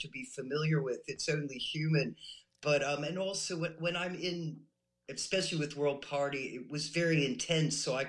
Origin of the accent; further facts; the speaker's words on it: New York City, New York, United States; moved away as an adult; also born or lived in London, United Kingdom; now in United Kingdom; I grew up in Manhattan in the '60s and '70s.